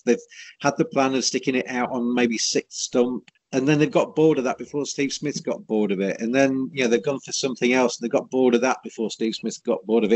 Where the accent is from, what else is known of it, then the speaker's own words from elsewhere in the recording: England, United Kingdom; as an Englishman